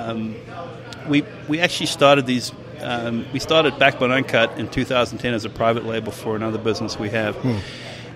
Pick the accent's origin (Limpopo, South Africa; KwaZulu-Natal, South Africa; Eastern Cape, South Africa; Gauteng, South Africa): KwaZulu-Natal, South Africa; Durban; moved away as an adult; now in Indiana, United States; I grew up in South Africa, Durban, South Africa